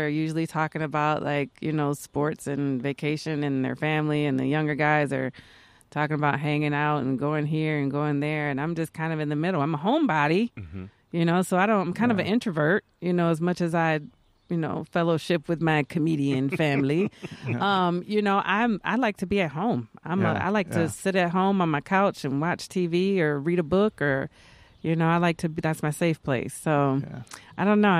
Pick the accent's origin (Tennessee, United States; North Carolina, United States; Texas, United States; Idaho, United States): Texas, United States; That's where we're from. Oh. We're from Texas